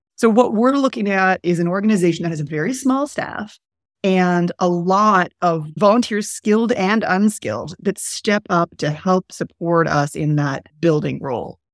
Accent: Montreal, Quebec, Canada; moved away as an adult; now in New Orleans, United States; I'm from Montreal and I'm Canadian.

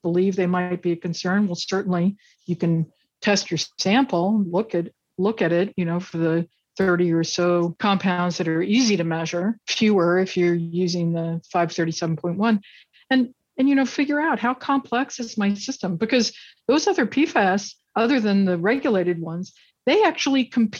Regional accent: Kentucky, United States; I grew up in Kentucky

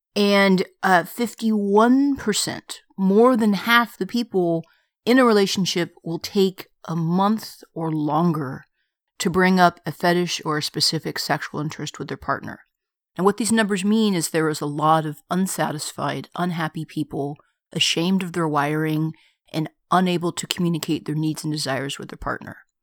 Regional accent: United States; I'm an American. I've very rarely had the occasion to travel outside of America

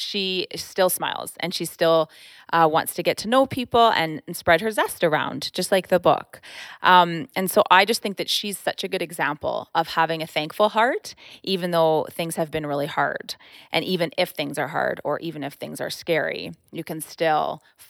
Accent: Ontario, Canada; born there; also born or lived in Quebec / New Brunswick / Alberta; So I was born in Ontario, and then I lived in Ontario, Quebec, New Brunswick, and then Alberta.

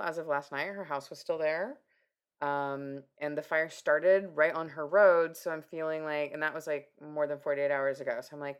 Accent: Washington, United States; moved away; also born or lived in Pateros, Washington; I'm from Washington State.

